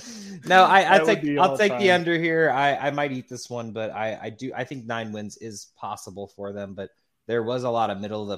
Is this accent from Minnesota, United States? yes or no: no; Oakland, California, United States; I was born in Oakland.